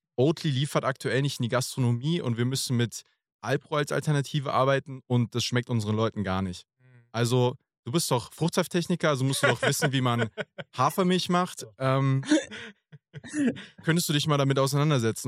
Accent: near Frankfurt, Hesse, Germany; ich komme gebürtig auch äh, aus der Nähe von Frankfurt.

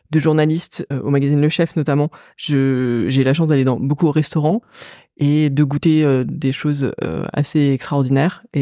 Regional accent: Paris, Île-de-France, France; De Paris. Je suis une parisienne. Ah. Je suis née à Paris. J'ai toujours vécu à Paris.

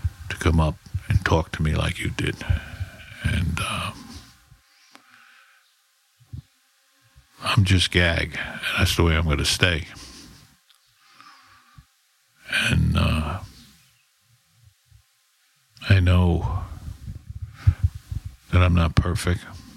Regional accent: New York City, New York, United States; I was brought up in the Bronx.

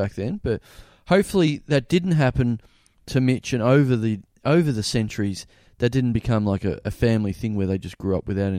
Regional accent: Maryborough, Australia; growing up in Maryborough where it's like, shops are shut at 6 o'clock. Nothing's open. The fish shop might be open till 7:30.

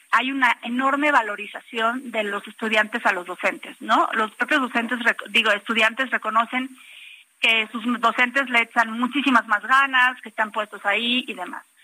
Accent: Mexico; estamos convencidos como mexicanos primero

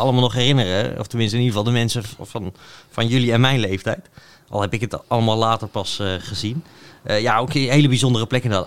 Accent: Netherlands

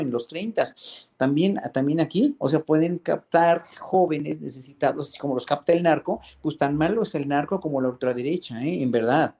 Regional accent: Mexico; como pueblo mexicano

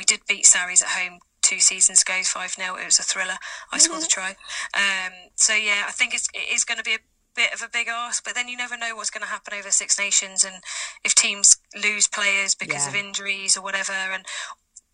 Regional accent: South West England, United Kingdom; as an English girl and a Southwest girl

